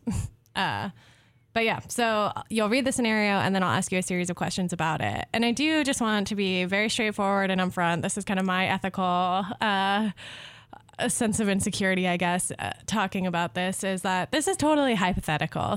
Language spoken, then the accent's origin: English; Southwest, United States; I'm from the Southwest.